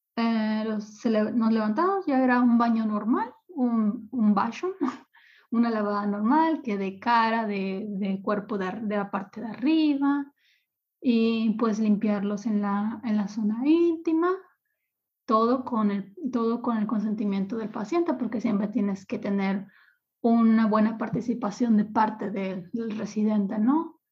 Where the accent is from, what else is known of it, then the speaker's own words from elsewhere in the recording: Ciudad Obregón, Sonora, Mexico; moved away as an adult; also born or lived in Mexico City / Cancún; now in Sankt Peter-Ording, Germany; Ciudad Obregón es el lugar donde yo nací, donde yo pasé mis primeros 25 años de vida